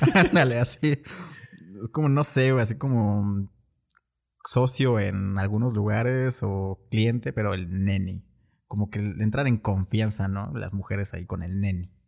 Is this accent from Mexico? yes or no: yes; Mexico; nosotros como mexicanos